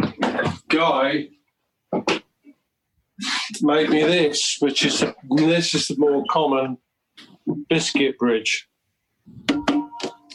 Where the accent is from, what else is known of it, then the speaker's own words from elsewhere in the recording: London, United Kingdom; moved away as an adult; now in Weymouth, United Kingdom; I grew up in South London.